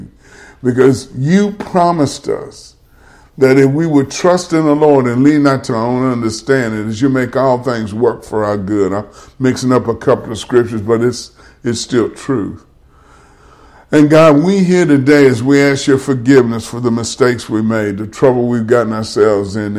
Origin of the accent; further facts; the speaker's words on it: Baton Rouge, Louisiana, United States; now in Monroe, United States; that's my hometown.